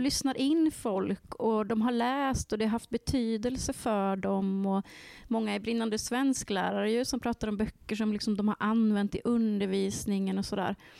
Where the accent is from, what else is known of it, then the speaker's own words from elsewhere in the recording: Värmland, Sweden; jag kommer från Värmland